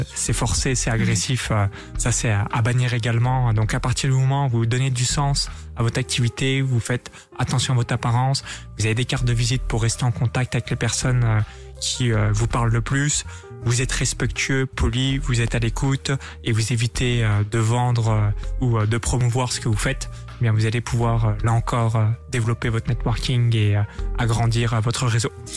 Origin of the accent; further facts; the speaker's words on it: France; Je suis français